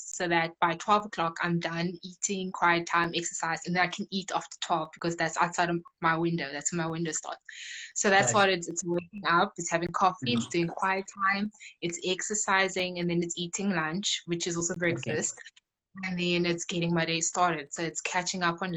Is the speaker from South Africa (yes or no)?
yes; Cape Town, Western Cape, South Africa; I'm from Cape Town, from Khayelitsha.